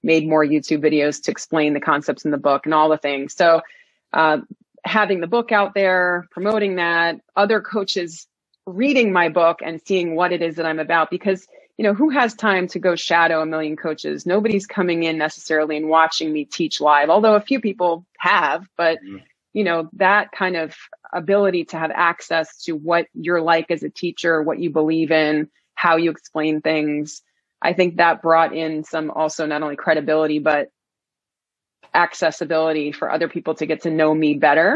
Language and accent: English; New York City, New York, United States; moved away as an adult; now in Northern Virginia, United States; I grew up in Queens, New York.